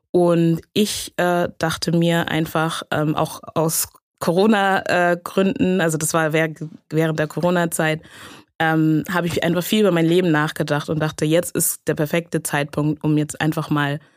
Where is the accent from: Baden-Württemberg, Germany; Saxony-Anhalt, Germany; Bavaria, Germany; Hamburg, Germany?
Hamburg, Germany; Also ich habe selber einen afrikanischen Hintergrund, meine Eltern sind Ghanaer und ähm, genau, ich bin aber in, in Hamburg in Deutschland aufgewachsen, ähm, habe also den großen Teil meines Lebens auch hier verbracht